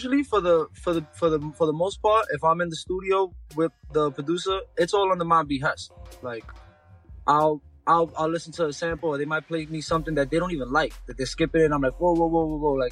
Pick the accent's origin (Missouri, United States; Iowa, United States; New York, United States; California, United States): New York, United States; New York City; straight out of Brooklyn, New York